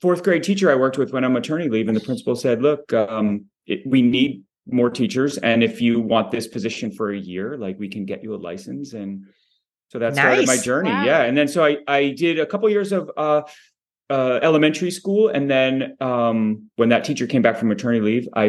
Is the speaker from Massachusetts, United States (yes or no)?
yes; Boston, Massachusetts, United States; am from Boston and I grew up in Boston